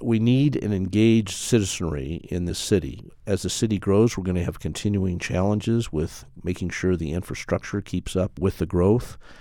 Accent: Colorado Springs, Colorado, United States; also born or lived in Denver; the mayor of my hometown. I literally grew up with this city

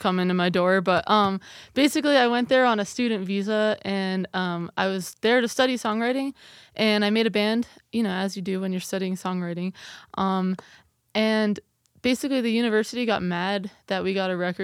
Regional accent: Boxborough, Massachusetts, United States; moved away as an adult; also born or lived in Chicago / Cardiff, Wales; now in Loveland, United States; Yeah, I grew up in a town outside of Boston, but, you know, I say I'm from Boston because no one's ever heard of Boxborough, Massachusetts.

